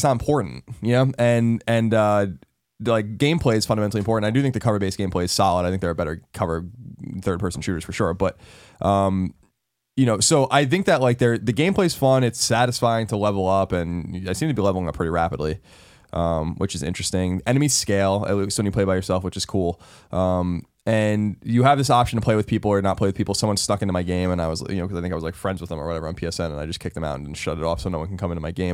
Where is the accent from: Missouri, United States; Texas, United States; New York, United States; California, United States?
New York, United States; I'm from New York